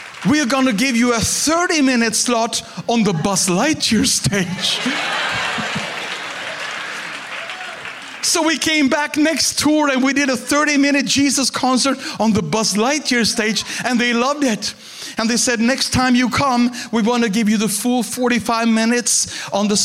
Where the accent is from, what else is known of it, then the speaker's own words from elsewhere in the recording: Sweden; I'm a pastor from Sweden